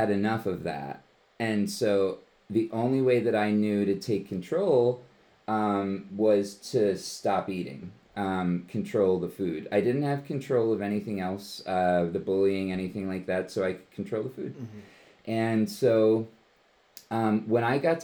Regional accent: Levittown, Pennsylvania, United States; I was born and raised in Bucks County, Pennsylvania. I grew up in Levittown

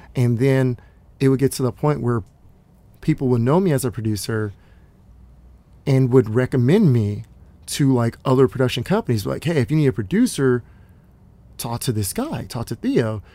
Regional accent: Dallas, Texas, United States; now in Los Angeles, United States; I, I grew up in Dallas

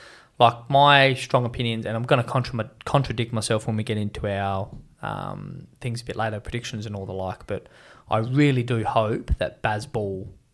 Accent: Australia; us as an Australian public cricket nation

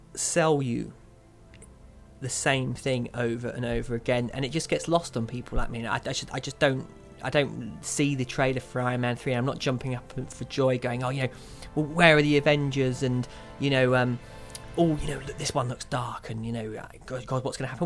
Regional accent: Kent, South East England, United Kingdom; When I was a young boy growing up in Kent

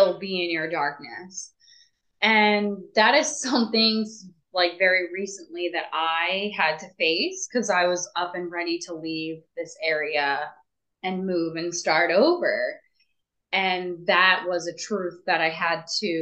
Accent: Northeast, United States; moved away; I'm from the Northeast too.

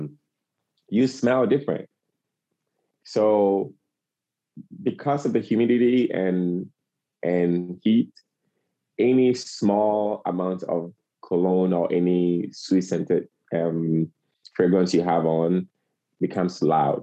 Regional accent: Ghana; moved away as an adult; also born or lived in Idaho, United States; now in United States; I'm originally from Ghana, been in the States for 12 years.

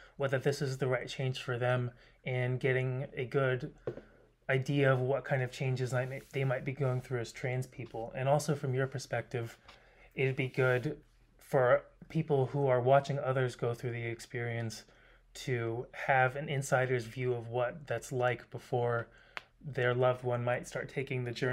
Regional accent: Kentucky, United States; moved away as an adult; also born or lived in St. Louis metro area; now in Seattle, United States; I was raised in Kentucky and I moved to Seattle a few years ago

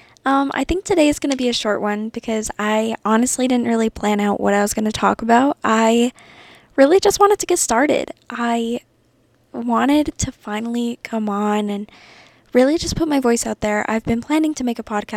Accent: Santa Fe, New Mexico, United States; now in Las Cruces, United States; I'm from Santa Fe, New Mexico. I was raised a Yeehaw.

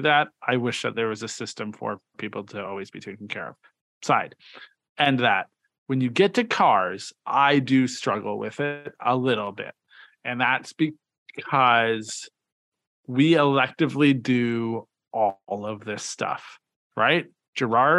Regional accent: Canada; as a Canadian

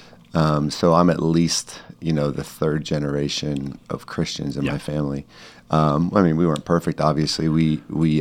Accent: La Mesa, California, United States; Born and raised in San Diego, in La Mesa, East County

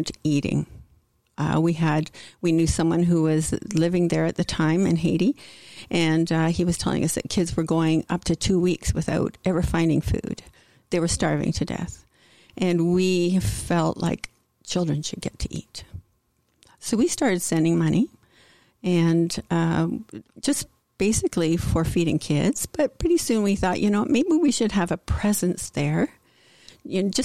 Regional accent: Peterborough, Ontario, Canada; first language English; I grew up in Peterborough, yeah. Ontario, and all huge family. And we all lived here in Peterborough.

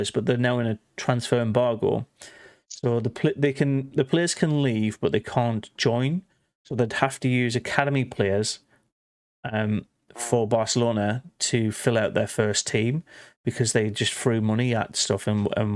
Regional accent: England, United Kingdom; we're English.

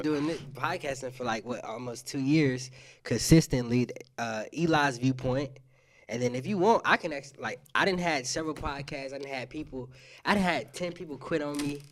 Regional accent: South Carolina, United States; now in Pensacola, United States; I'm not originally from Pensacola either. I'm from South Carolina

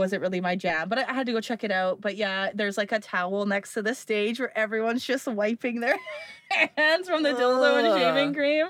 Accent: Canada; because we're Canadian.

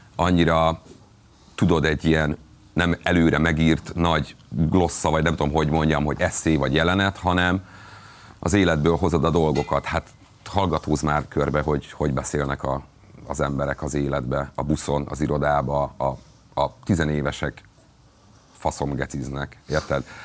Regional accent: Borsod-Abaúj-Zemplén, Hungary; borsodi vagyok

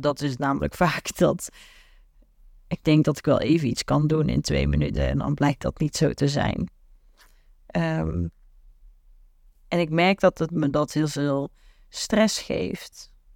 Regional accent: the south, Netherlands; waar ik vandaan kom uit het prachtige zuiden

